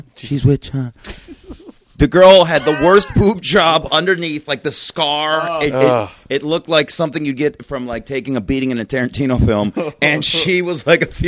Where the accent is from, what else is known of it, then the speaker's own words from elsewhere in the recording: Las Vegas, Nevada, United States; I'm from Vegas